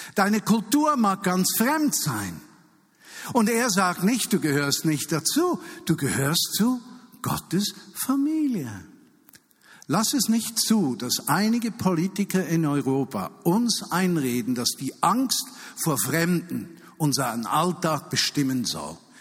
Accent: Switzerland; als Schweizer

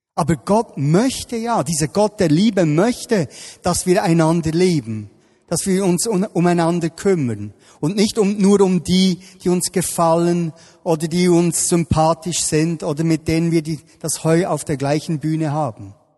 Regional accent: Bern, Switzerland; ich bin da im Breiterein aufgewachsen, hier in Bern

